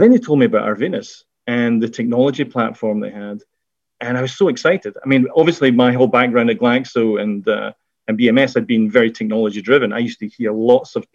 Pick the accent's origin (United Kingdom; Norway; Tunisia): United Kingdom; Scotland; accent: Scottish; moved away as an adult; also born or lived in Glasgow / Edinburgh / London; now in Connecticut, United States; you could probably tell from my accent, in Scotland, where I did my degree.